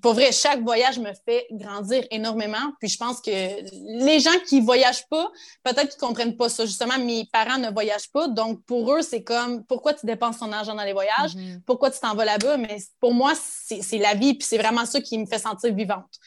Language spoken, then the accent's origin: French; Cadillac, Quebec, Canada; moved away as an adult; also born or lived in Rouyn-Noranda / Gatineau; now in Lima, Peru; j'ai grandi à Cadillac, en Abitibi